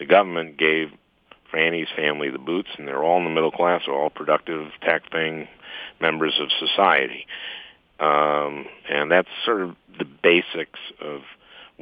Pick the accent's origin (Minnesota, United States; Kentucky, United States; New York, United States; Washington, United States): Minnesota, United States; St. Louis Park; I grew up in St. Louis Park, and two-bedroom, one-bath house.